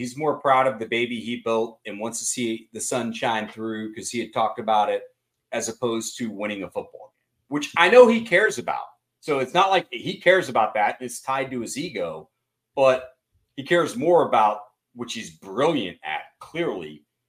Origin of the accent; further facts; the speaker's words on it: Austin, Texas, United States; I grew up in Austin.